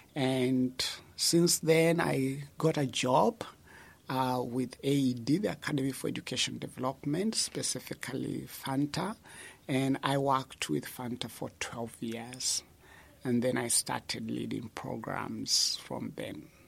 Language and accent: English; Kenya; moved away as an adult; also born or lived in Netherlands; now in Uganda; I'm originally from Kenya